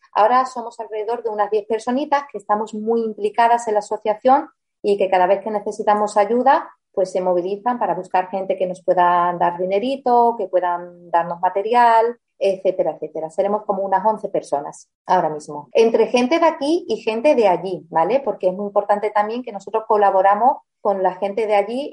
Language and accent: Spanish; Spain; also born or lived in Germany; nací en Alemania, porque mis padres mm, se fueron a trabajar al extranjero, como viene mucha gente ahora aquí a España, pues antes los españoles somos los que salíamos